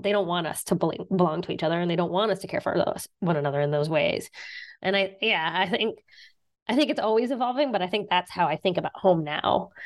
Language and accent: English; southern West Virginia, United States; now in Boston, United States; I'm from West Virginia. I grew up in West Virginia